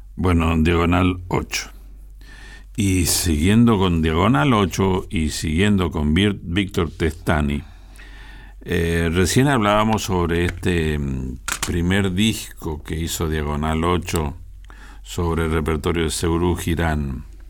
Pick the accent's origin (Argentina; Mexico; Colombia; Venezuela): Argentina